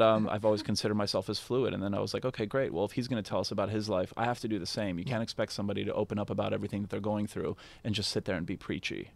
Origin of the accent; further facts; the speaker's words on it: Canada; I'm very Canadian